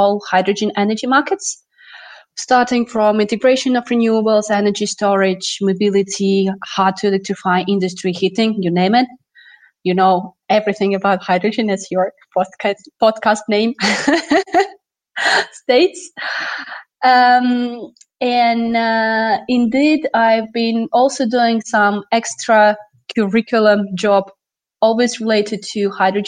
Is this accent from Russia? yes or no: yes; Russia; moved away as an adult; also born or lived in Moscow, Russia; now in France; I'm Russian-French, and basically I moved out from Russia to France to work on energy transition challenges.